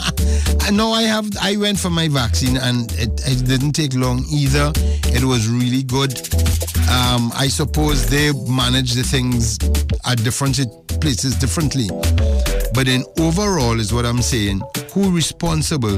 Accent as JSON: {"language": "English", "country": "Trinidad & Tobago", "said": "me as a Trinidadian"}